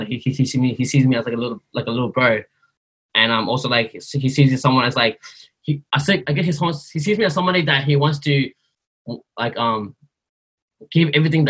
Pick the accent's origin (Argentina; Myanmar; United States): Myanmar; I'm from Burma. Where's that? People don't know where we're from, bro. Like, oh, it's in Southeast Asia.